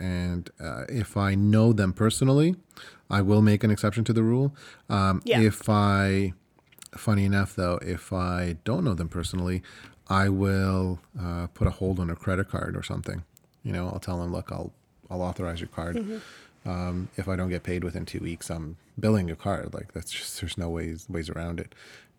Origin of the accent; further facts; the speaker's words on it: Ukraine; first language Ukrainian; English is a second language; now in Canada; My first language is Ukrainian. My second language is Russian. And, you know, there's even another couple of languages that can sneak in between before I learned how to speak English. And I mean, I can't really use it as an excuse anymore. I've been in Canada for 25 years